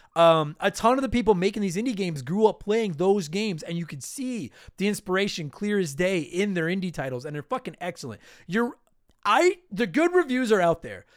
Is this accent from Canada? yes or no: yes; Canada; I am a Canadian